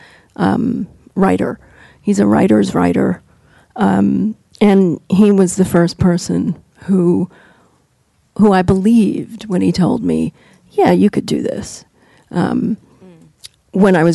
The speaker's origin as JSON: {"language": "English", "region": "New York", "country": "United States", "tie": "born or raised there", "said": "I grew up in New York, so going to NYU"}